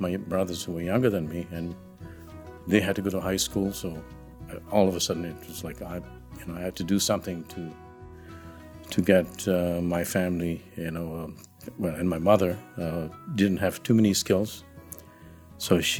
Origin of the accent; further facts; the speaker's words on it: Uganda; now in Canada; I got here in 1972. I came as a refugee from Uganda.